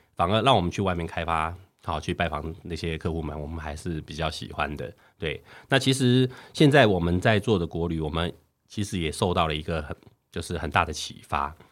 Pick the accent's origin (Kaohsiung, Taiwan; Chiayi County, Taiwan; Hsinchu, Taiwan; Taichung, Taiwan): Hsinchu, Taiwan; 不能叫新竹人， 我对新竹一点都不认识